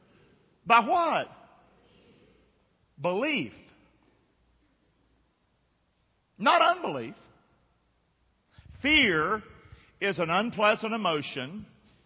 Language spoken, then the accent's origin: English; Rockingham, North Carolina, United States; moved away; I grew up in Rockingham